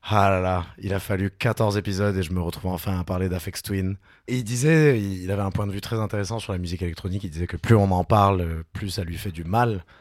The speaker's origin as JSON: {"language": "French", "town": "Toulouse", "region": "Occitania", "country": "France", "said": "Mais je suis toulousain."}